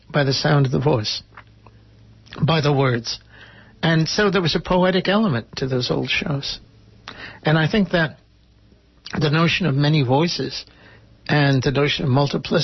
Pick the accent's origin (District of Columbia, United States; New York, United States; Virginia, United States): New York, United States; Port Chester; moved away; Portchester, my hometown, not where I was born, but it is my hometown